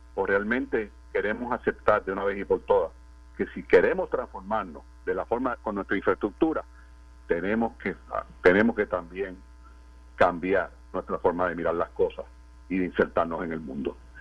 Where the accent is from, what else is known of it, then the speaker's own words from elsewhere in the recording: Puerto Rico; nuestra capacidad como puertorriqueños, como pueblo